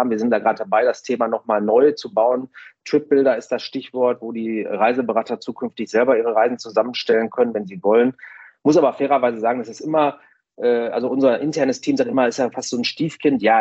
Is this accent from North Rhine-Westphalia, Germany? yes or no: yes; Essen, North Rhine-Westphalia, Germany; ich komme ja jetzt hier aus dem Ruhrgebiet in Essen